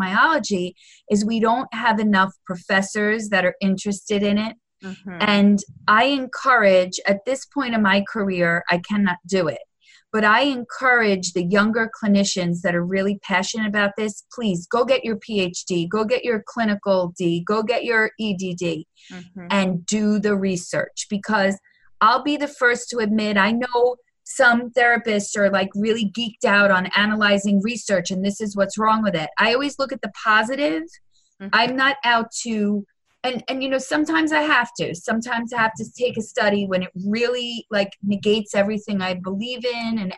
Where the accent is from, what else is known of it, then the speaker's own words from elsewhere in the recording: New York, United States; I'm a New Yorker